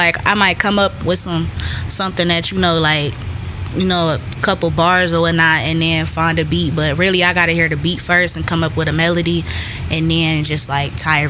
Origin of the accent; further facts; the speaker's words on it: Cleveland, Ohio, United States; I'm from Cleveland, the west side.